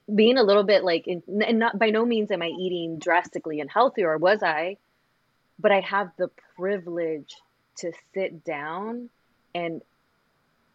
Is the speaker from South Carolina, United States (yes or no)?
no; Los Angeles, California, United States; growing up in South Central